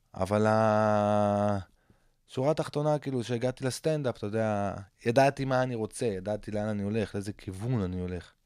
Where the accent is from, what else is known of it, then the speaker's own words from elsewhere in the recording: Safed, Northern District, Israel; גדלתי בצפת